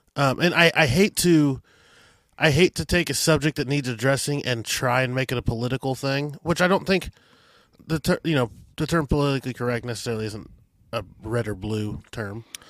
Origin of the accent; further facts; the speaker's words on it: Adrian, Missouri, United States; Adrian, Missouri, my hometown